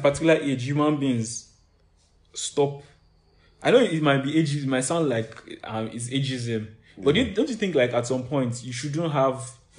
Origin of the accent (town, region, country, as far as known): Nigeria